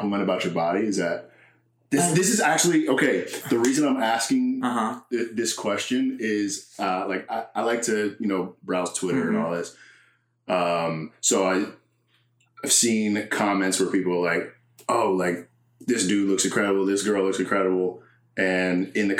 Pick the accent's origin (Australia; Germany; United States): United States; New Jersey; moved away as an adult; now in Los Angeles, United States; I'm from South Jersey